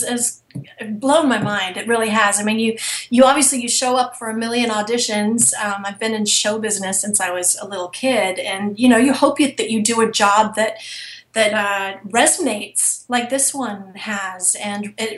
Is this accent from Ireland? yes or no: no; England, United Kingdom; accent: British; moved away; I'm originally from England